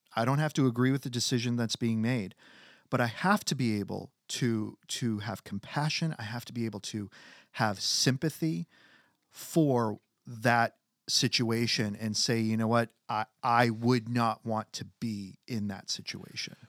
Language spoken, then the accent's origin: English; United States; as American citizens